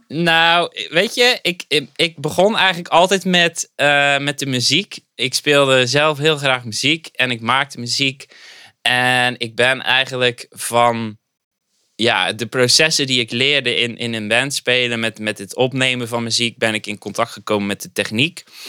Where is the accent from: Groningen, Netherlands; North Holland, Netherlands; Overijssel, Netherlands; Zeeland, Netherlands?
Zeeland, Netherlands; Zeelandic Flanders, Netherlands; moved away as an adult; now in Dordrecht, Netherlands; een ras-echte Zeeuw, om maar even te zeggen. Ik kom oorspronkelijk uit Zeeuws-Vlaanderen. heb ik zo'n 25 jaar gewoond